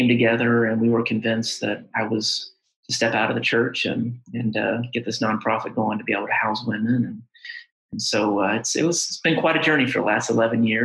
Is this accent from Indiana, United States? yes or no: yes; Indiana, United States; moved away as an adult; now in Lexington, Kentucky, United States; I'm originally from Indiana